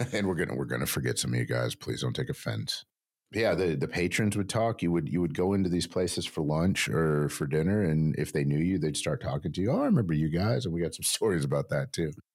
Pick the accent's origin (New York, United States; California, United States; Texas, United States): Texas, United States; also born or lived in New Mexico; I grew up in New Mexico and West Texas